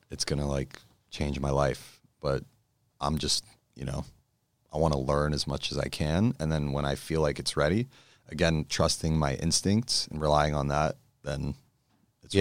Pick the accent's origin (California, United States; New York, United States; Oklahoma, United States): California, United States; Los Angeles; I grew up in Encino, so it's somewhere around there